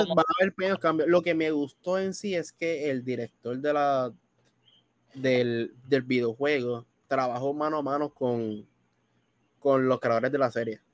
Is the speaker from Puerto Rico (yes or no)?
yes; Bayamón, Puerto Rico; Yo soy de Bayamón. Exactamente vivo en Bayamón por completo